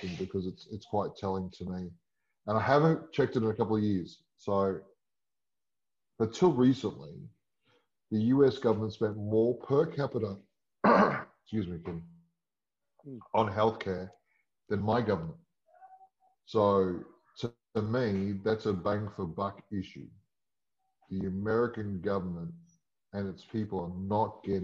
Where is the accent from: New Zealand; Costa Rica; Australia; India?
Australia; I'm Australian.